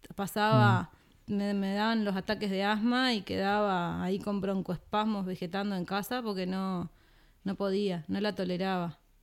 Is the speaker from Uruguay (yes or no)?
yes; Trinidad, Flores, Uruguay; moved away as an adult; also born or lived in Montevideo; Yo soy de Trinidad, la ciudad de Trinidad, Flores